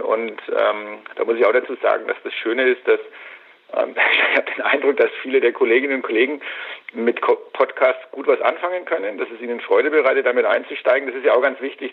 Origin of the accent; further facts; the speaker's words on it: Franconia, Bavaria, Germany; hier bei uns in Franken